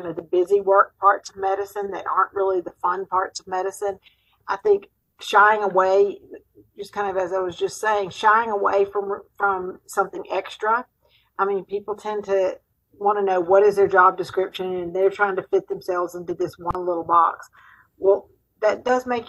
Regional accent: Mississippi, United States; also born or lived in Nashville, Tennessee; I'm from Mississippi. When I moved back to Mississippi from Vanderbilt and Nashville

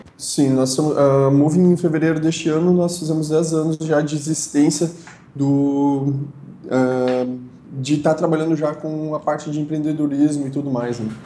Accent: Feliz, Rio Grande do Sul, Brazil; eu sou natural da cidade de Feliz, uh, que é aqui no Rio Grande do Sul.

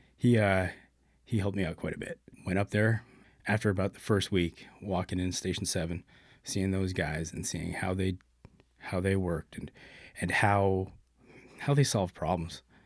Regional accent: Brampton, Ontario, Canada; born and raised in Brampton. Pretty much did everything there growing up

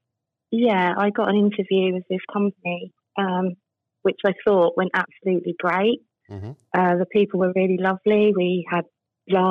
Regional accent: Wembley, London, United Kingdom; moved away as an adult; now in Caister-on-Sea, United Kingdom; I'm originally from Wembley. I moved to Caister 9 years ago

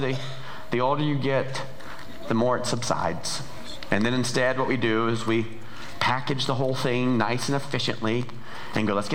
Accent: Georgia, United States; moved away as an adult; also born or lived in Montana; we are from Georgia. That's where the accent's from

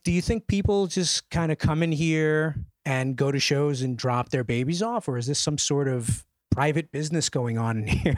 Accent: New York City, New York, United States; my hometown, specifically Bushwick

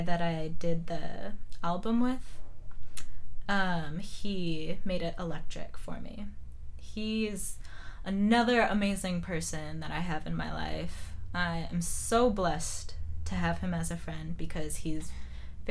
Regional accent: Wisconsin, United States; also born or lived in Phoenix, Arizona; I've lived most of my life in Wisconsin

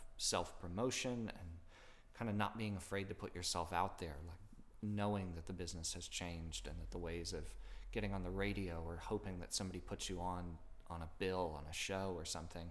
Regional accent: Florida, United States; now in Orlando, United States; I grew up in Florida

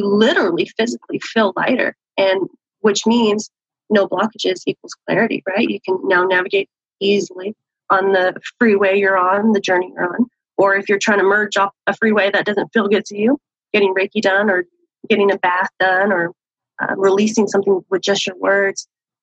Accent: San Diego, California, United States; born and raised in San Diego

